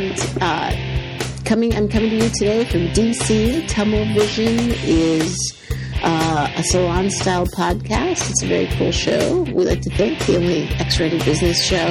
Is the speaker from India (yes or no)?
no; Canada; now in United States; I became American, so I'm a Canadian-American.